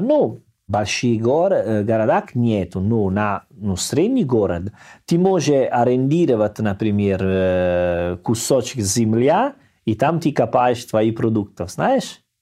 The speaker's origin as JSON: {"language": "Russian", "town": "Salerno", "region": "Campania", "country": "Italy", "second_language": "Russian", "moved": "yes", "said": "Я из Салерно, у нас есть море"}